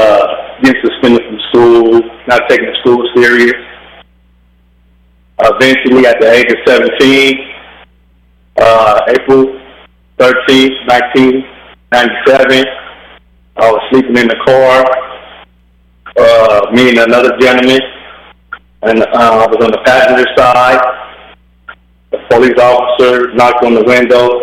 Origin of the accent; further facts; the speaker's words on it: Bakersfield, California, United States; I'm from Bakersfield, California, born and raised